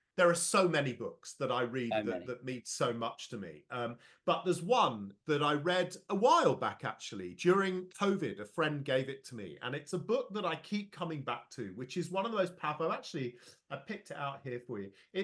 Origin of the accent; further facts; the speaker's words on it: London, United Kingdom; I was born and raised in London, but there's absolutely no doubt about it, given I've lived here for over three decades in the middle of the UK.